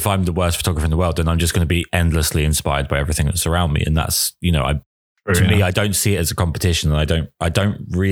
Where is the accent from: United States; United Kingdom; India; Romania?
United Kingdom; England; I am English